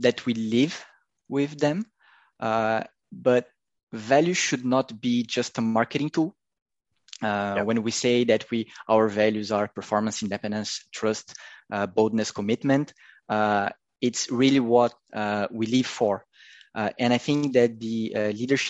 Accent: Curitiba, Paraná, Brazil; Curitiba, my hometown

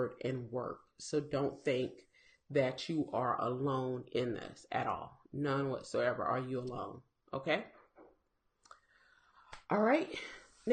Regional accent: South Carolina, United States; I'm from South Carolina

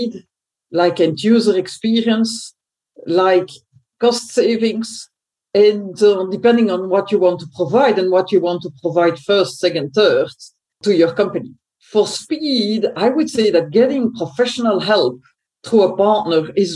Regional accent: Belgium; I was born in Belgium.

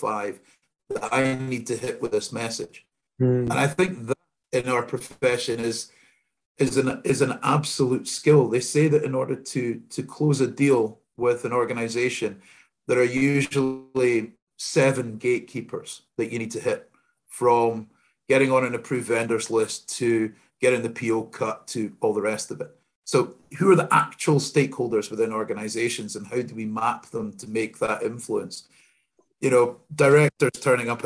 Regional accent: Scotland, United Kingdom; I'm the only Scotsman in my family

